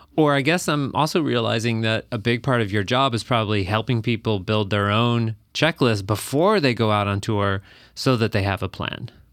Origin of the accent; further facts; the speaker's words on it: Texas, United States; now in Minneapolis, United States; I actually grew up in Texas